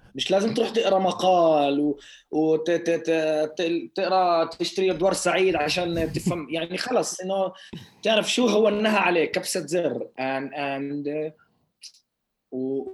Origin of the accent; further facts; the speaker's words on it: Lod, Central District, Israel; حارتي اللي ككل مختلطه بكون بقول 70% يهود 30% عرب